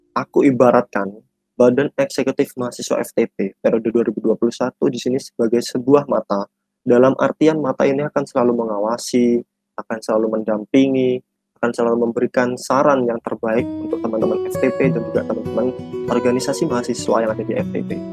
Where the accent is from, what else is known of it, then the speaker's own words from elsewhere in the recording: Jember, East Java, Indonesia; aku dari Bangsal Sari Jember. Aku asli orang Jember